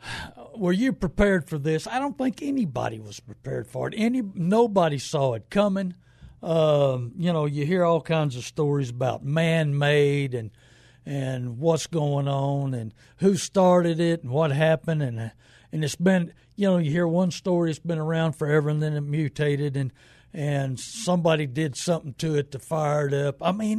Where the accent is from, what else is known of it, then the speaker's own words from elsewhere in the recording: New Braunfels, Texas, United States; because I've learned from the Germans in New Braunfels, growing up in New Braunfels, that they suck warm salt water to kill the germs